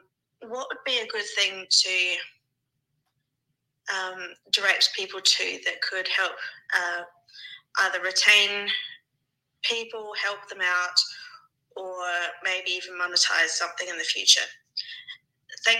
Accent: Australia; I'm from Australia.

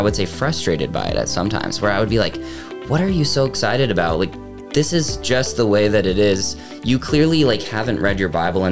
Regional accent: Charlotte, North Carolina, United States; moved away as an adult; also born or lived in Atlanta, Georgia / Illinois / Frisco, Texas / Huntersville, North Carolina; now in Fraser, Colorado, United States; I grew up, most of my childhood in the Charlotte area, North Carolina

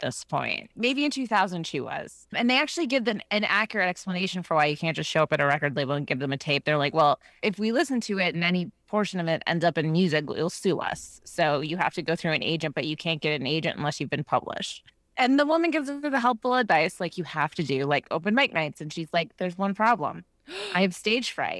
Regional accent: Minnesota, United States; I'm from, like, the Midwest, from Minnesota

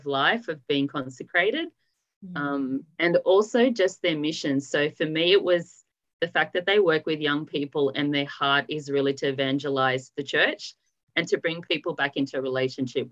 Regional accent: Sydney, New South Wales, Australia; now in Canberra, Australia; I grew up in Sydney and I have a beautiful family

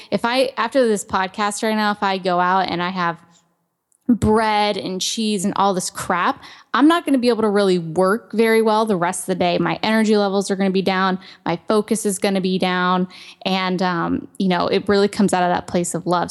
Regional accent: Ohio, United States; I grew up in Ohio and I was very active

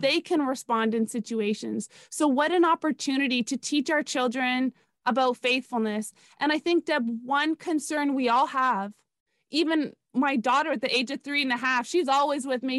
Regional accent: Canada; moved away as an adult; now in South Florida, United States; I was born and raised in Canada

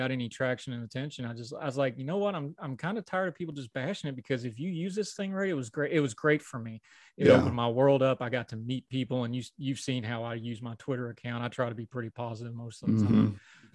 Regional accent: West Virginia, United States; moved away as an adult; Wound up back in my hometown working at Walmart

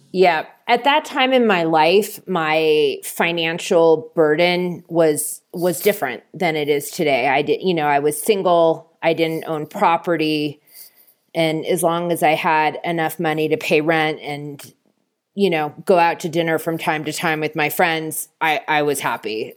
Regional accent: Bay Area, California, United States; moved away as an adult; also born or lived in New York City; I'm from the Bay Area, and I wanted to be closer to my family

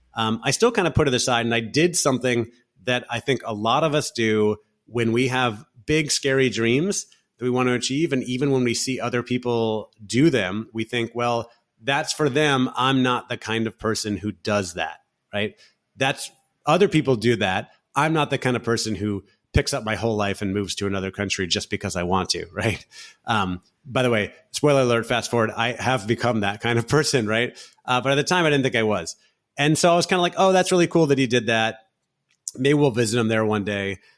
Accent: Orlando, Florida, United States; moved away as an adult; also born or lived in San Francisco; now in Barcelona, Spain; I grew up in Central Florida, in Orlando, Florida

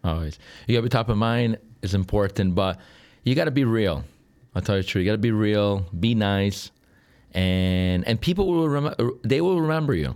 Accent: Sicily, Italy; moved away as an adult; now in Chicago, United States; Was born here, Uh, and then I left when I was a kid

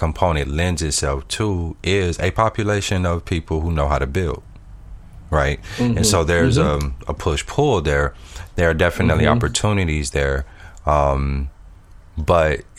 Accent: Flint, Michigan, United States; I'm based in Flint, Michigan

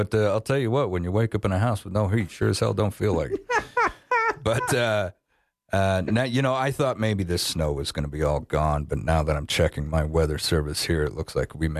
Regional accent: Wyoming, United States; also born or lived in Afton, Wyoming / Auburn, Wyoming; I grew up here in Wyoming.

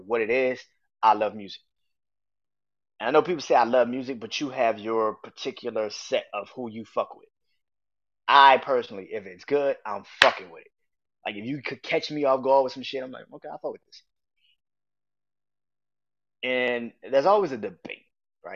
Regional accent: New Orleans, Louisiana, United States; I'm born and raised in New Orleans

